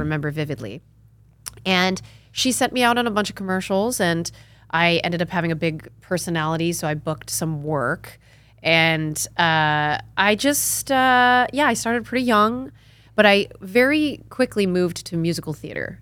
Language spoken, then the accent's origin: English; Connecticut, United States; also born or lived in New York / California; now in Austin, United States; I'm from Connecticut originally.